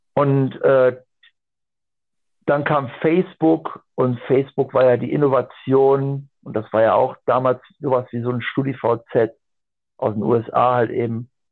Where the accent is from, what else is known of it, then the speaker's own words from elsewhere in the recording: Aachen, North Rhine-Westphalia, Germany; ich komme aus dem Raum Aachen und äh, holländisch-belgische Grenze